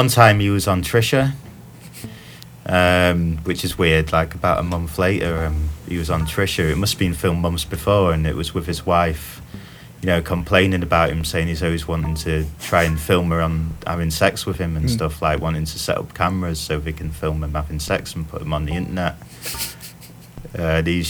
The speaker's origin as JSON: {"language": "English", "town": "Doncaster", "region": "Yorkshire and the Humber", "country": "United Kingdom", "moved": "yes"}